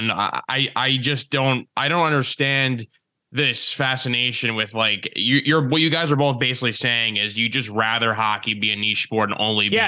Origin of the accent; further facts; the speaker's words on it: New York City, New York, United States; I'm from New York City